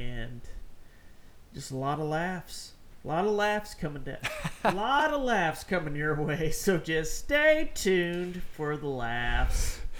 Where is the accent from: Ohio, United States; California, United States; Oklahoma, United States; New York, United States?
Oklahoma, United States; Eufaula; born or raised there